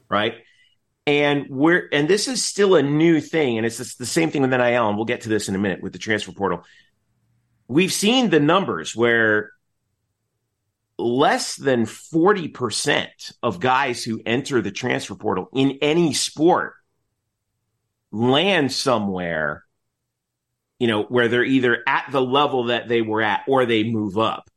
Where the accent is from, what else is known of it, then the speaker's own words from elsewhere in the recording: Nutley, New Jersey, United States; moved away; I'm from Nutley.